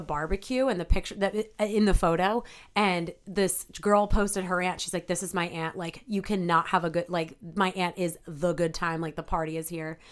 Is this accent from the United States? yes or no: yes; Delaware County, Pennsylvania, United States; also born or lived in Ardmore, Pennsylvania / Havertown, Pennsylvania; now in Philadelphia, United States; I grew up in Delco